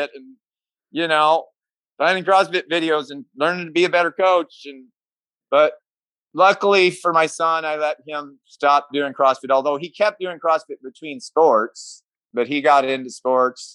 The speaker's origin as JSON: {"language": "English", "town": "Mount Ayr", "region": "Iowa", "country": "United States", "tie": "born or raised there", "said": "Mount Air, Iowa, which is kind of my hometown. It's a really small town"}